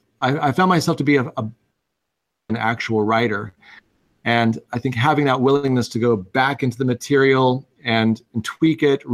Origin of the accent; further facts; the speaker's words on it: Missouri, United States; moved away; I grew up in Missouri, and I had a big gaming group that I absolutely adored back home